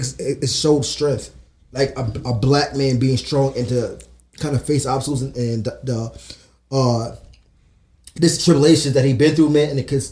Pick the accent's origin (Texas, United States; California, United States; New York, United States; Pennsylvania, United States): New York, United States; New York City; growing up in Harlem.